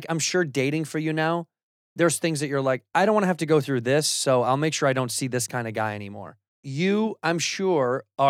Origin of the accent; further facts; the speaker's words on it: Chicago, Illinois, United States; moved away; That's my hometown flag.